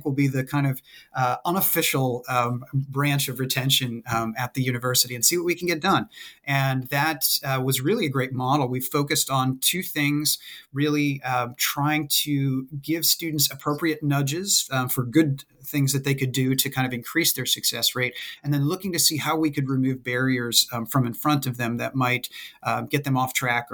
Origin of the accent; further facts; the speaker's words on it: Maine, United States; moved away as an adult; also born or lived in West Virginia; I'm originally from Maine, and I wanted to go away to college somewhere